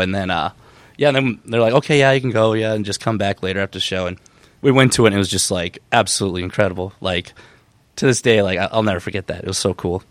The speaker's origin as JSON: {"language": "English", "town": "Benson", "region": "Minnesota", "country": "United States", "tie": "born or raised there", "said": "it's a place called Benson, Minnesota, and it's like two and a half hours, like, southwest of the cities"}